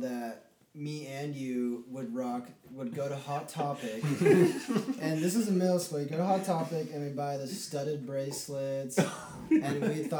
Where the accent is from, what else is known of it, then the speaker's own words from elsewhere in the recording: Saratoga Springs, Utah, United States; we're in Saratoga Springs, Utah.